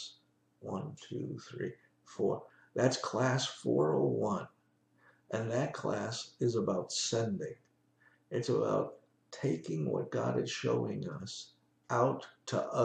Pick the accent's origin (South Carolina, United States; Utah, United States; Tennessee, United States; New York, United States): New York, United States; I'm a New Yorker